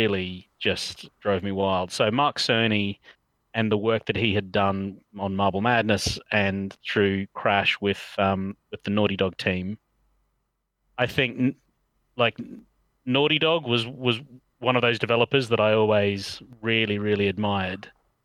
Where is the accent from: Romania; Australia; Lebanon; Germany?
Australia; moved away as an adult; also born or lived in London, United Kingdom; now in United Kingdom; I grew up in Australia and I came over to the UK in 98.